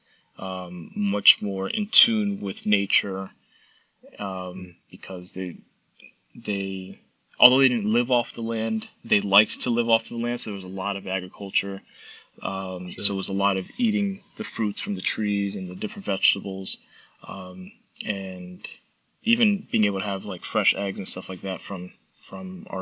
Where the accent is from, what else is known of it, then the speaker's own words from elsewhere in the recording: Norwalk, Connecticut, United States; I was born in Norwalk, Connecticut, and great city, great town